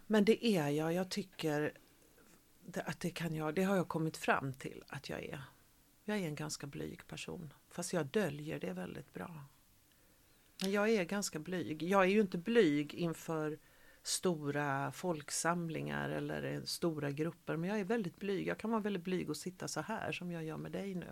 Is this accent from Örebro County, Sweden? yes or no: no; Gothenburg, Västra Götaland, Sweden; moved away as an adult; also born or lived in Malmö; jag är född eh, i Majorna. Mm. Men är uppvuxen i Frölunda